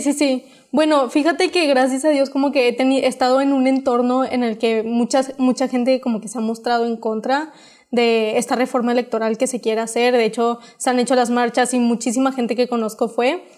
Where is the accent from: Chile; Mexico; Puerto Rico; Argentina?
Mexico